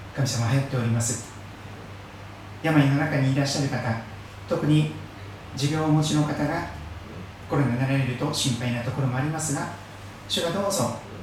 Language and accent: Japanese; Shikoku, Kochi, Japan; moved away; 私の生まれ育った四国の高知県